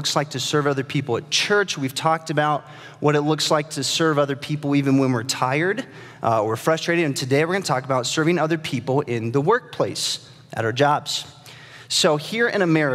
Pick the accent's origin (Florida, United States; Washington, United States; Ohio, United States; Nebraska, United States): Nebraska, United States; I'm from Nebraska